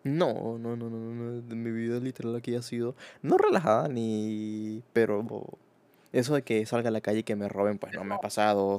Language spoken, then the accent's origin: Spanish; Venezuela; now in Spain; yo, que vengo de Venezuela